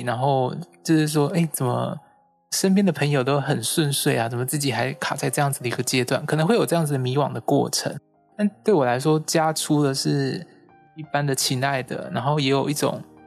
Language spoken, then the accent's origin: Chinese; Kaohsiung, Taiwan; now in Taipei, Taiwan; 我的家乡是在高雄